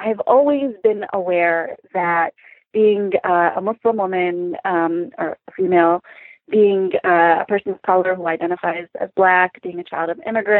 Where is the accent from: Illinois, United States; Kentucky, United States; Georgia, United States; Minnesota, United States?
Illinois, United States; Chicago; also born or lived in Lansing, Michigan; Michigander born, but raised outside of Chicago.